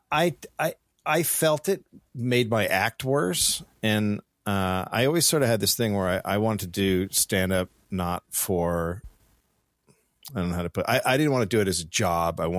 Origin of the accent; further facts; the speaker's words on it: Marin County, California, United States; I'm yeah. from Marin